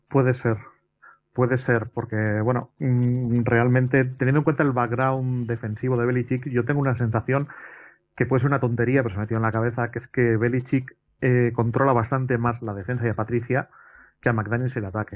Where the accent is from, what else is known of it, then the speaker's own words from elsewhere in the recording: Basque Country, Spain; yo como vasco